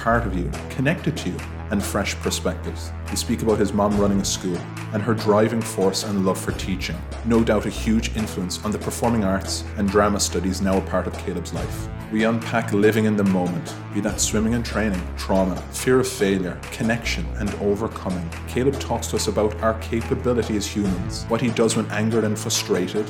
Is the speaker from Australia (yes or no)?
no; Limerick, Munster, Ireland; now in Dublin, Ireland; I'm from Limerick, the nicest part of Ireland